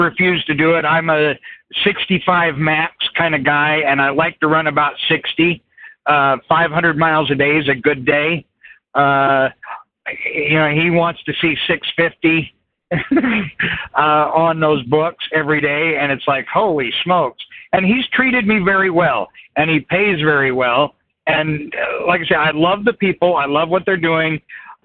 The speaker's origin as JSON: {"language": "English", "town": "Salt Lake City", "region": "Utah", "country": "United States", "tie": "born or raised there", "said": "My hometown is Salt Lake City, Utah"}